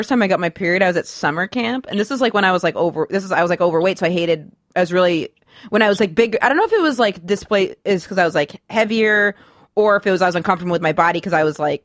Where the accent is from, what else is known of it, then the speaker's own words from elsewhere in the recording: Maine, United States; now in New York, United States; I grew up in Maine